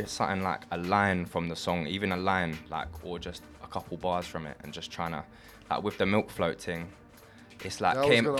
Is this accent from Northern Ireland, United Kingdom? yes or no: no; Essex, East of England, United Kingdom; I'm from East to East, bro. West. Essex.